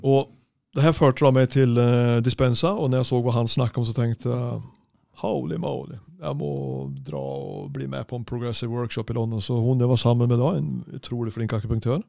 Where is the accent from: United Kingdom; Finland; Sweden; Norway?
Sweden; moved away; jeg er svensk snekker